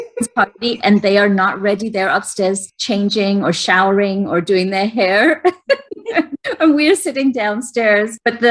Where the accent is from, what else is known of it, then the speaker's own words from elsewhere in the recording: England, United Kingdom; Maybe it was because I grew up in England and was really like, you know, set with the timing thing.